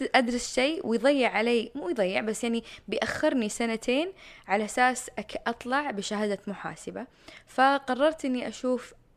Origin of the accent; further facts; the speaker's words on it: Jubail, Eastern Province, Saudi Arabia; moved away as an adult; also born or lived in Miami, Florida, United States; كنت ساكنة في الجبال الصناعية أو من مواليد الجبال الصناعية